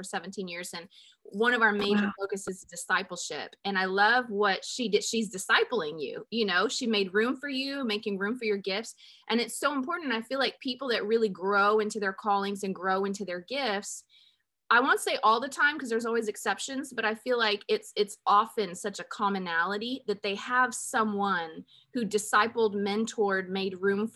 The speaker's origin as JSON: {"language": "English", "town": "Phoenix", "region": "Arizona", "country": "United States", "tie": "born or raised there", "moved": "as an adult", "lives_now": "Texas, United States", "said": "I'm from Phoenix and I grew up in Phoenix"}